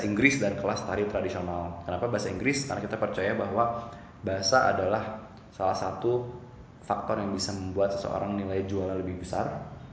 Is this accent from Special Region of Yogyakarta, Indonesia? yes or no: no; Bandung, West Java, Indonesia; Orang asli Bandung, lahir di Bandung